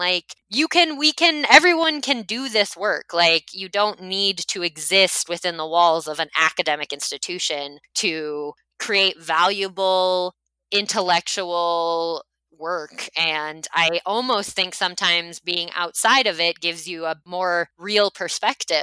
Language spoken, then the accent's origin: English; United States; I am from the United States